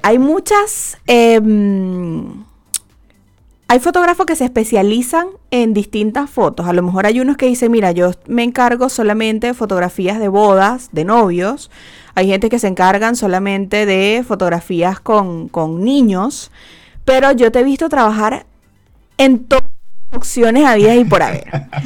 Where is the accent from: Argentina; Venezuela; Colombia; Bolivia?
Venezuela; now in Chile; siendo venezolanos